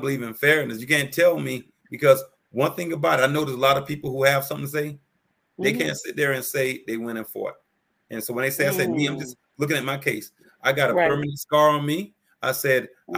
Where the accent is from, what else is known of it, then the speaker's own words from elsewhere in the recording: Miami, Florida, United States; I grew up in Miami, Florida